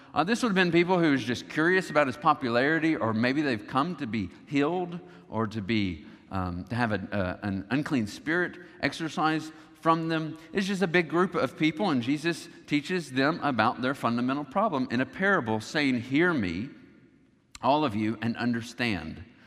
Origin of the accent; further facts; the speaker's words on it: the South, United States; growing up in the South, you recognize that Christianity was the dominant religion